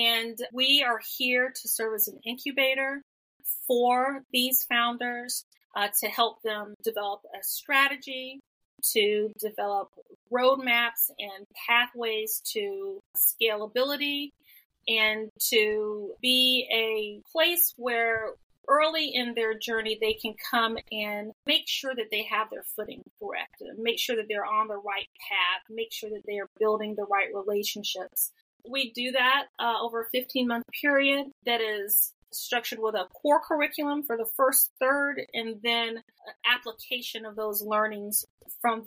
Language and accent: English; Atlanta, Georgia, United States; I'm an Atlanta girl. I am a Georgia peach, but I grew up in Atlanta